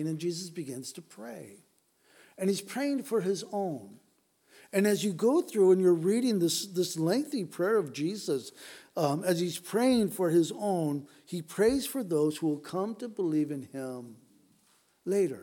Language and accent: English; United States; especially as American Christians